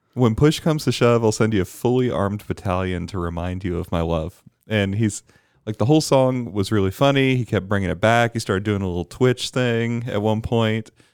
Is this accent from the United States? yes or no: no; Bermuda; Growing up in Bermuda